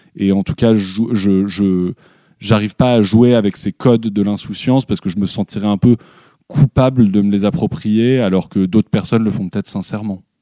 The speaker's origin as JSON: {"language": "French", "town": "Paris", "region": "Île-de-France", "country": "France", "tie": "born or raised there", "said": "sur la terrasse de mes parents, donc là où j'ai grandi euh, à Belleville, à Paris"}